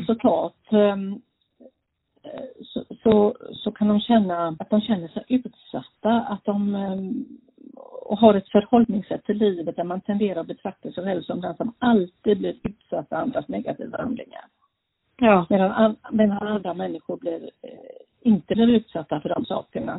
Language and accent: Swedish; Gothenburg, Västra Götaland, Sweden; also born or lived in Norway; now in Falkenberg, Sweden; Jag bor här nu, ja, men jag är ju från Göteborg.